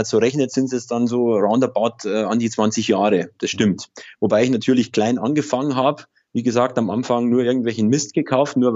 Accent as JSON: {"language": "German", "region": "Bavaria", "country": "Germany", "said": "ich komme aus Oberbayern, aus der Nähe von Ingolstadt."}